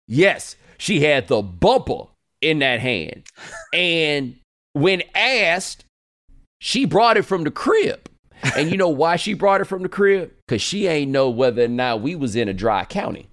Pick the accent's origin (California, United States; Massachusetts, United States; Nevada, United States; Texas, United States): Texas, United States; I'm from Texas